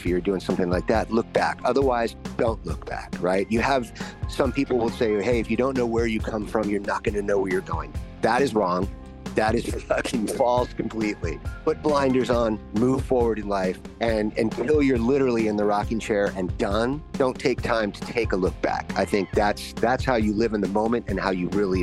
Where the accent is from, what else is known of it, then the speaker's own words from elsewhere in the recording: Los Angeles, California, United States; I was raised in Studio City, Panorama City, which is like where a lot of actors and actresses lived back in the day in the 60s and the 70s